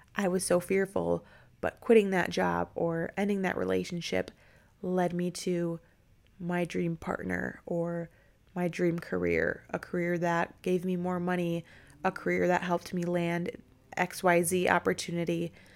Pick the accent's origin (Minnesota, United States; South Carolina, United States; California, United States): Minnesota, United States; now in Tampa, United States; I'm actually from Minnesota